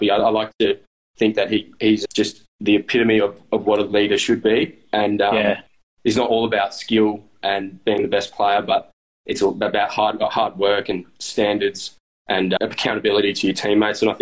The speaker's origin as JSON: {"language": "English", "town": "Subiaco", "region": "Western Australia", "country": "Australia", "said": "I came from Subiaco and the Waffle, and it was more like just play with flair and just get the ball and do."}